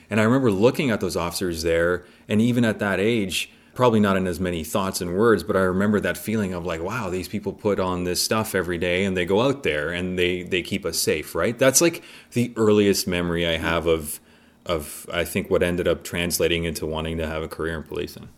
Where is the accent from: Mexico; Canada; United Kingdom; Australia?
Canada; Mississauga, Ontario; also born or lived in Poland; So born in Poland, came to Canada when I was six, and so I ended up growing up in Mississauga.